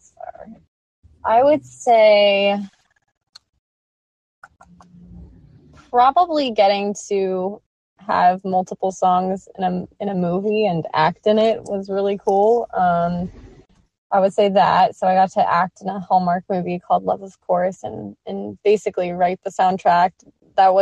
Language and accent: English; Manhattan Beach, California, United States; I grew up in Manhattan Beach, California, which is a little beach town like 15 minutes south of LAX.